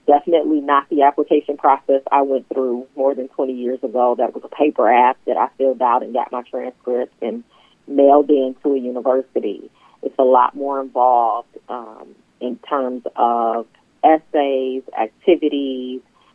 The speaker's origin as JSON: {"language": "English", "town": "Detroit", "region": "Michigan", "country": "United States", "tie": "born or raised there", "lives_now": "Franklin, United States", "said": "I am originally from Detroit, born and raised"}